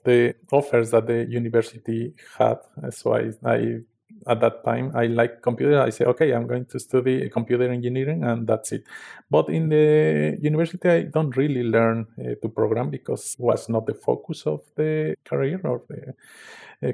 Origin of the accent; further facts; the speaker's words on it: Mexico; I come from a small town in the south of Mexico City